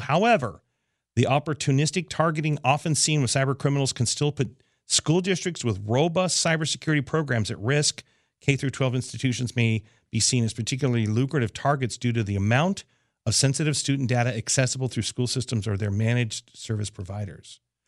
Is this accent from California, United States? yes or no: no; near NORAD, Colorado, United States; also born or lived in Los Angeles area; now in Los Angeles, United States; It happened right near my hometown